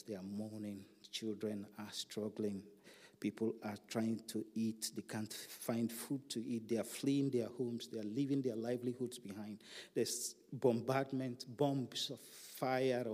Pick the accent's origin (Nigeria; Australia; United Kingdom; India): Nigeria; in some of our countries in Africa, my home country, Nigeria.